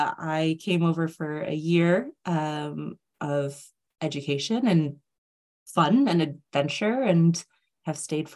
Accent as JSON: {"language": "English", "country": "United States", "moved": "as an adult", "lives_now": "United Kingdom", "said": "I'm originally from the States, but I have lived in the UK for 16 years now."}